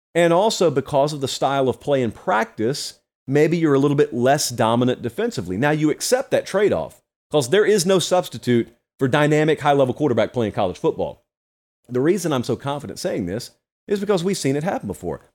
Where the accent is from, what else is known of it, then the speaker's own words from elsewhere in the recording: Georgia, United States; I'm from Georgia